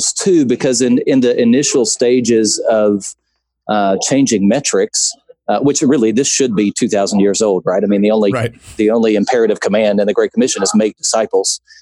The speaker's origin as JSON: {"language": "English", "town": "Baton Rouge", "region": "Louisiana", "country": "United States", "tie": "born or raised there", "moved": "yes", "lives_now": "Texas, United States", "said": "I grew up in Baton Rouge, and so I'm a transplant to Texas"}